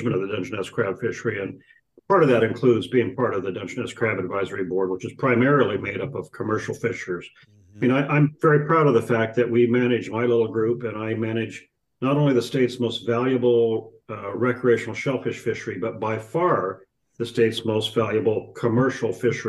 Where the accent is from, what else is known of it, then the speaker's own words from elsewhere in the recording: Aberdeen, Washington, United States; I grew up in Aberdeen